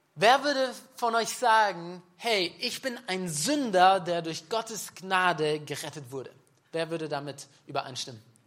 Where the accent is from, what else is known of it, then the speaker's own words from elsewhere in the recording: Nördlingen, Bavaria, Germany; ich bin ein Nördling, okay, ja. Das ist auch noch Bayern. Wisst ihr, ich bin gebürtiger Schwabe. Aber ich lebe in Bayern seit 15 Jahren.